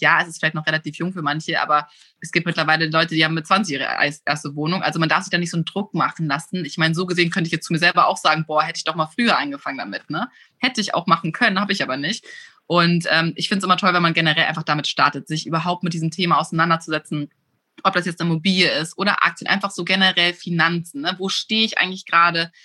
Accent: Germany; moved away as an adult; also born or lived in Munich / Los Angeles; now in Hamburg, Germany; Also, ich bin auf dem Land aufgewachsen. Ich bin ein Dorfmädchen, komme aus einem ganz, ganz kleinen Dorf, aber in der Nähe von Hamburg.

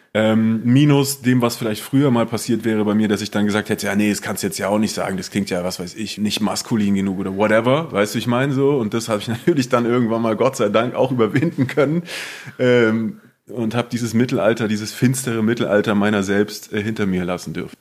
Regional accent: Southern Germany, Germany; unser süddeutsches Kaff

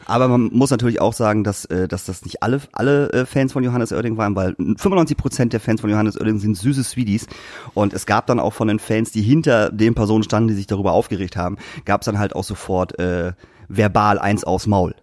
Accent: Lingen, Lower Saxony, Germany; in Lingen, meiner Heimatstadt

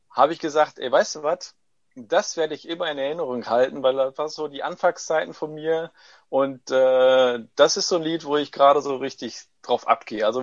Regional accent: Corato, Apulia, Italy; German is a second language; Äh, Produkte alle wirklich in Corato, da ist meine Heimatstadt, äh, hergestellt werden.

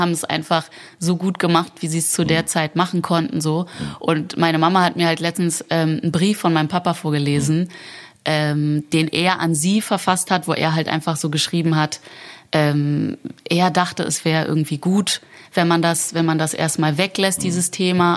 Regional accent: Berlin, Germany; bin ich sehr wohlbehütet in Berlin-Charlottenburg aufgewachsen

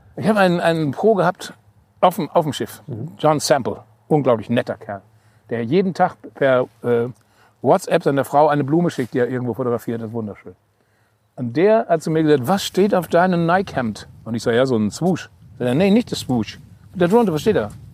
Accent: North Rhine-Westphalia, Germany; accent: Hochdeutsch; moved away; also born or lived in Cologne; ich bin in Westfale, ich spreche Hochdeutsch

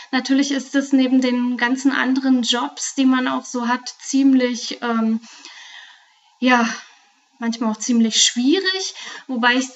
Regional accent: Brandenburg, Germany; now in Frankfurt am Main, Germany; Und ja, ganz ursprünglich komme ich äh, ganz aus der Nähe von Potsdam und habe in Berlin internationale BWL studiert

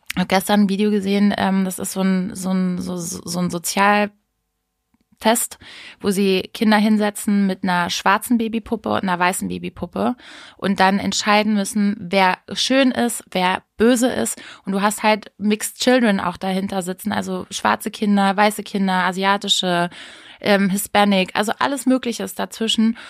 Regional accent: Hameln, Lower Saxony, Germany; bei uns in Hameln

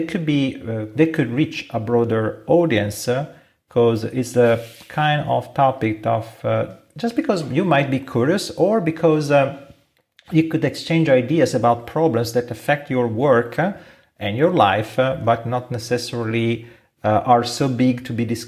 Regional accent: Italy; accent: Italian; English is a second language; we are from Italy, yes. And we have an accent we cannot hide

